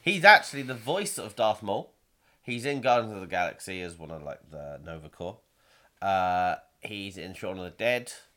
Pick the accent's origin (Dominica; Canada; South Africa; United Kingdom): United Kingdom; we're British